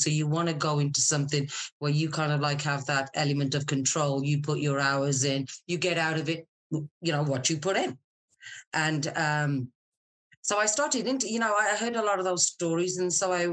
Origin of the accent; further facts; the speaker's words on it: Scotland, United Kingdom; moved away as an adult; also born or lived in Wolverhampton, England / Middle East; now in San Diego, United States; I was born in a little place in England called Wolverhampton, and I was there for a very short period of time before the family moved to Scotland. So I normally just tell people Scotland